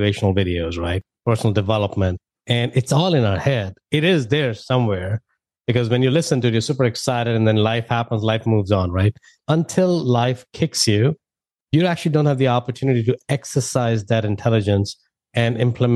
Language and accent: English; India; moved away as an adult; now in United States; You know, I'm an immigrant. I moved from India back in 2000.